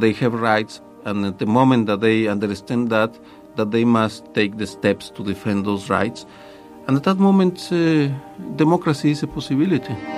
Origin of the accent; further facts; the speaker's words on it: Guadalajara, Jalisco, Mexico; moved away as an adult; also born or lived in Milwaukee; I was a student in Guadalajara